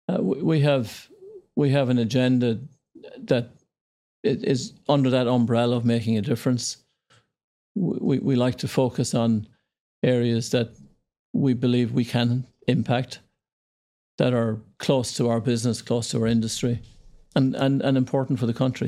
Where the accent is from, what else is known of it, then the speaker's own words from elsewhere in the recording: Ireland; moved away as an adult; also born or lived in Indonesia; Yeah, so I grew up in Ireland, small town. Yeah near Dublin, our capital.